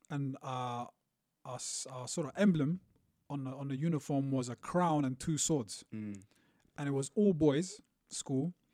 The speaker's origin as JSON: {"language": "English", "town": "Beirut", "region": "Beirut Governorate", "country": "Lebanon", "tie": "born there", "said": "So I was born in Beirut"}